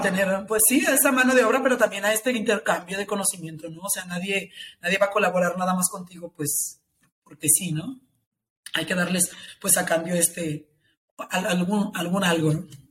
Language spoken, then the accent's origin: Spanish; Tepatitlán, Jalisco, Mexico; also born or lived in Guadalajara; Tepatitlán, que es la ciudad de donde yo soy, es una hora aquí de Guadalajara